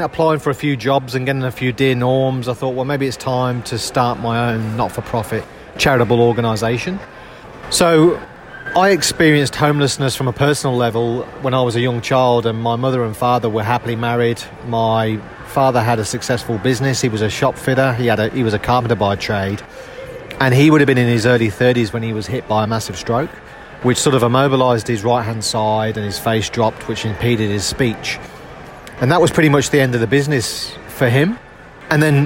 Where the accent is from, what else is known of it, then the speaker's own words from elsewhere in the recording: United Kingdom; moved away as an adult; now in Australia; as you'll gather from my accent, I'm not a local boy to Australia. So I came out to Australia from the UK back in 2008.